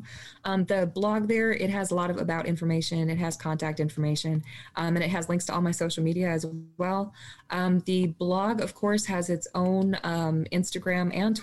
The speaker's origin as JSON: {"language": "English", "region": "Minnesota", "country": "United States", "tie": "born or raised there", "said": "So I grew up in Minnesota"}